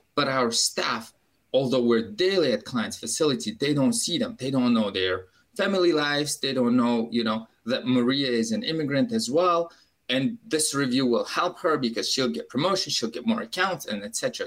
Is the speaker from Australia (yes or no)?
no; Uzbekistan; English is a second language; moved away as an adult; now in Baltimore, United States; I'm an immigrant from Uzbekistan